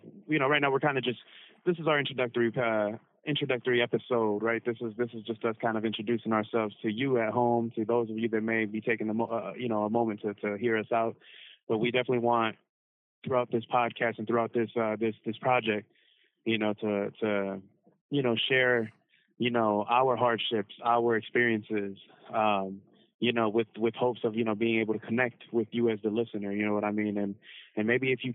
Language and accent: English; Cleveland, Ohio, United States; I was born and raised in Cleveland, Ohio